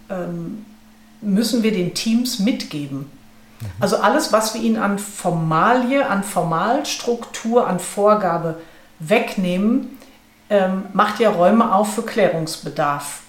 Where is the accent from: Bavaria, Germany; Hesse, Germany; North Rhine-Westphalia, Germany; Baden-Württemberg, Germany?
North Rhine-Westphalia, Germany; Ruhr area; ich komme aus dem Ruhrgebiet